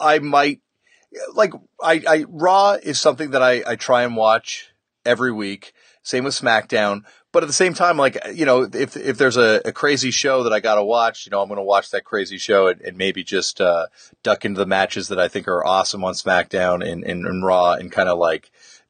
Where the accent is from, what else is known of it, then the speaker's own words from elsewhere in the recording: Toronto, Ontario, Canada; grew up in Toronto, Canada.